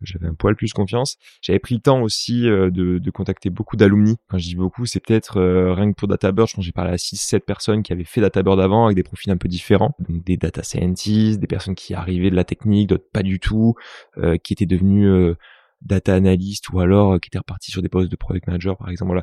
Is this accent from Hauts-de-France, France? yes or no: no; Toulouse, Occitania, France; moved away; also born or lived in Paris; Je viens de Toulouse